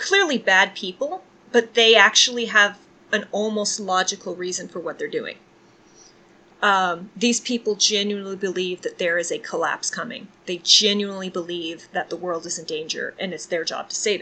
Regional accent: Texas, United States; moved away; also born or lived in Michigan; I am a Southern lady, and I grew up in Texas

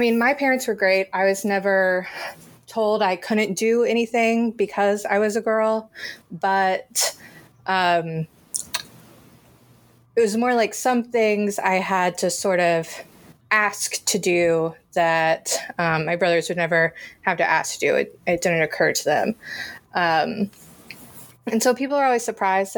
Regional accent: Virginia, United States; moved away as an adult; also born or lived in North Carolina; now in Chicago, United States; I did grow up in Virginia

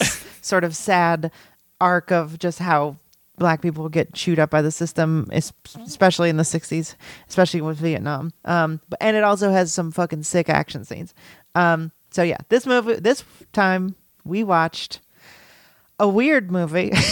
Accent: Los Angeles, California, United States; moved away; I grew up in Los Angeles

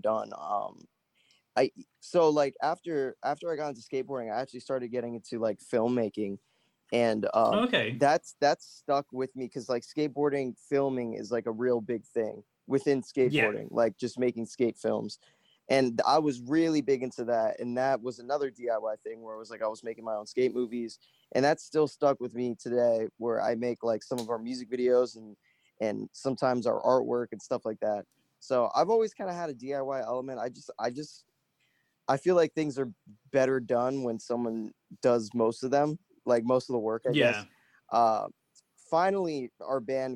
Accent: Broward County, Florida, United States; I was from Broward, which is like pretty much 30 minutes away.

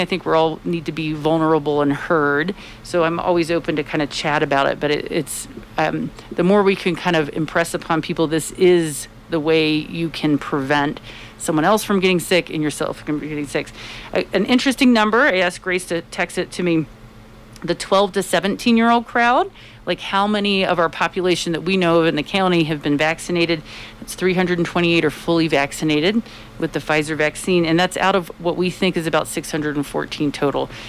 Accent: Tampa, Florida, United States; now in Colorado, United States; I am from Florida and it's I'm from Tampa, Florida

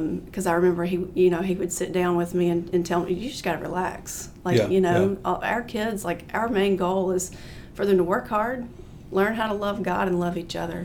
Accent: Cullman County, Alabama, United States; I grew up in Coleman County, went to Cold Springs High School.

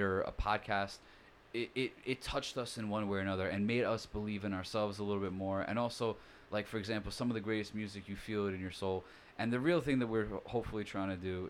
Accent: Rockaway, New York, United States; I grew up in Rockaway

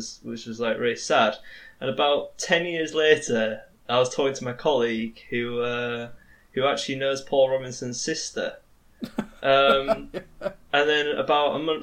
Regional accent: Hull, Yorkshire and the Humber, United Kingdom; I'm from New Hull

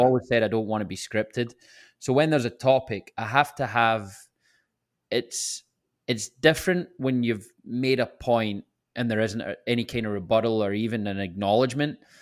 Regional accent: Scotland, United Kingdom; moved away; I can never get away from being the Scottish guy

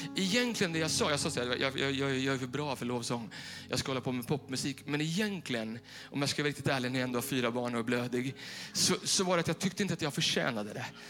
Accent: Bollnäs, Gävleborg County, Sweden; moved away; vi satt hemma i Bollnäs hos mina föräldrar

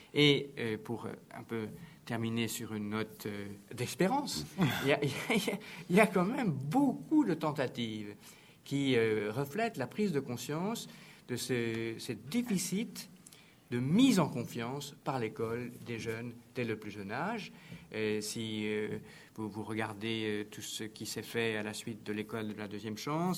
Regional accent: France; on est français

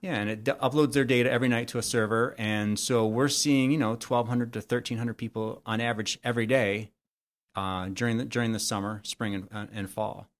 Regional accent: Royal Oak, Michigan, United States; my original house where I grew up in Royal Oak

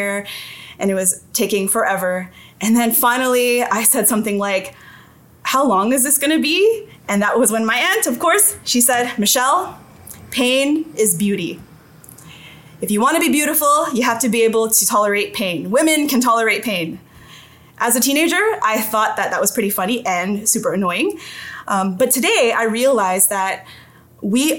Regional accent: Toronto, Ontario, Canada; I grew up in St. Jamestown, and St. Jamestown is considered a vulnerable community in Toronto

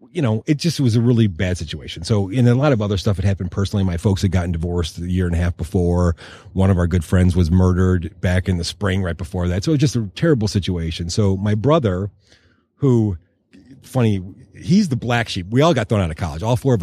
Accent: Westland, Michigan, United States; we grew up in City Westland, really in the shadow of the hood.

